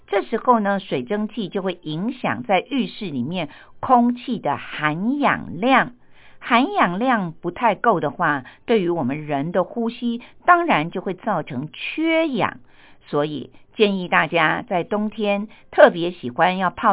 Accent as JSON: {"language": "Chinese", "country": "Taiwan", "said": "像我们台湾人呢，就特别的喜欢吃姜母鸭"}